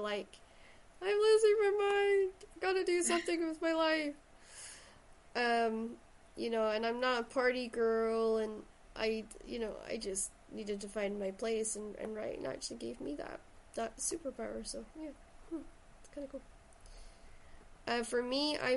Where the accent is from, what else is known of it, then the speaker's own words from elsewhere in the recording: Shetland, Scotland, United Kingdom; now in Stirling, United Kingdom; I originally come from Shetland, so that's where the accent comes from.